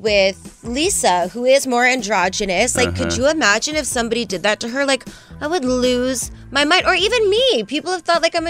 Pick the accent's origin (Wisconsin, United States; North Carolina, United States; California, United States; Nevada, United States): Nevada, United States; Las Vegas; I am from Vegas